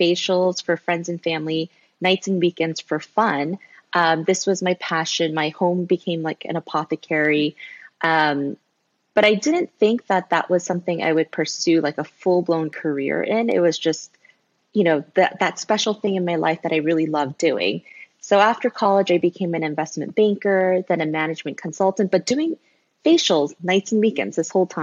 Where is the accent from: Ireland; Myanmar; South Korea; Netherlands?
South Korea; moved away as an adult; now in United States; I was born in Korea. Then I moved to the States when I was a little baby. And then I actually moved back to Korea when I was finishing up elementary school. So I grew up in Korea all the way until college when I moved back to the US.